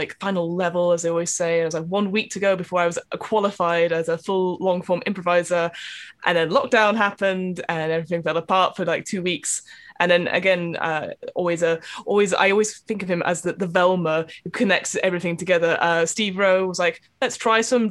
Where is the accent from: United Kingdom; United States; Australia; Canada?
United Kingdom; Manchester, North West England; also born or lived in East London; now in London, United Kingdom; I am also from East London, originally from Manchester